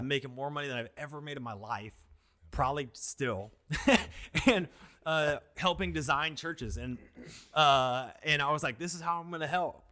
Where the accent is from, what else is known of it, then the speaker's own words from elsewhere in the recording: Washington, United States; moved away as an adult; now in Tempe, United States; growing up in Washington, my family always grew food.